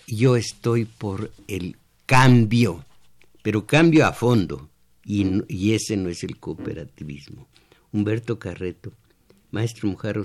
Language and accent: Spanish; Michoacán, Mexico; voy a decirlo estilo mi pueblo, que es estilo Michoacán más bien